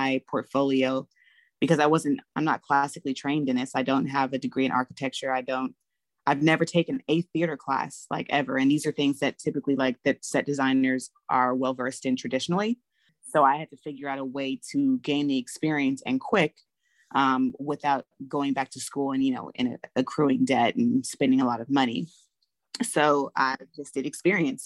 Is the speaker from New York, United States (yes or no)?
no; Los Angeles, California, United States; born or raised there; moved away as an adult; now in Atlanta, United States